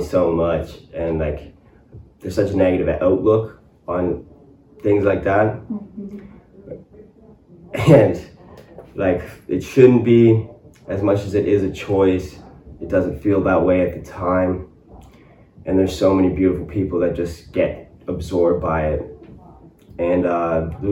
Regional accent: Colborne, Ontario, Canada; also born or lived in Ottawa; now in Cornwall, Canada; move back to my hometown and get into construction

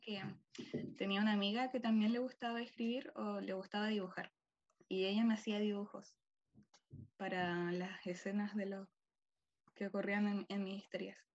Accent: Chile; soy de Chile

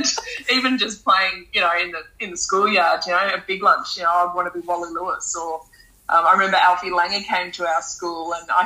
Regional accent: Sunshine Coast hinterland, Queensland, Australia; moved away; also born or lived in Townsville / Brisbane; I was born in Townsville. I'm adopted. And so I grew up on the Sunshine Coast hinterland.

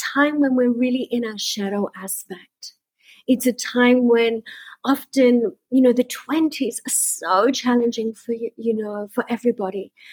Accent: Sydney, New South Wales, Australia; moved away as an adult; also born or lived in Byron Bay / India; now in Bali, Indonesia; I was born and bred in Sydney

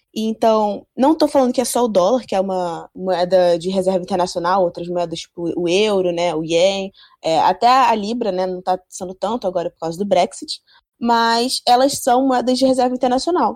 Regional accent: Brazil; a gente, como brasileiro

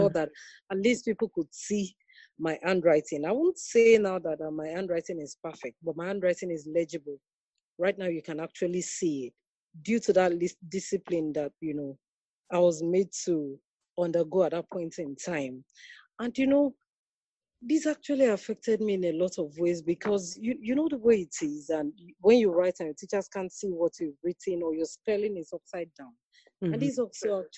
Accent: Nigeria; I'm from Nigeria

